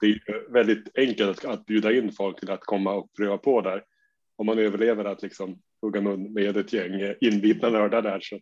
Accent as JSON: {"language": "Swedish", "town": "Umeå", "region": "Västerbotten County", "country": "Sweden", "said": "jag kommer från Umeå där vi har vår eminenta förening UMA"}